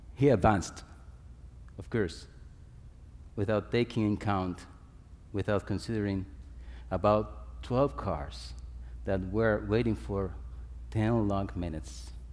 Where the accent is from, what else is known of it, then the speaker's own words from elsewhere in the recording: Dominican Republic; I'm coming from the Dominican Republic, it's as sunny as here